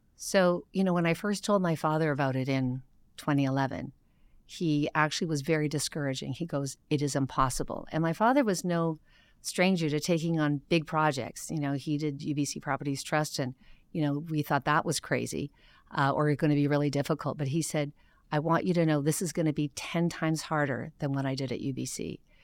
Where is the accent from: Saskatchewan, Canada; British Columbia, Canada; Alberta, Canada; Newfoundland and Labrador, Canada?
British Columbia, Canada; Vancouver; was born and raised in Vancouver, uh, second generation Chinese-Canadian